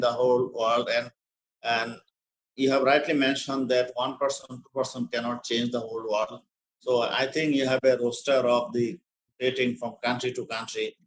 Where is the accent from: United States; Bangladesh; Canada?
Bangladesh; first language Bengali; English is a second language; My native language is Bangla. We call Bangladesh, and Bangla is our native language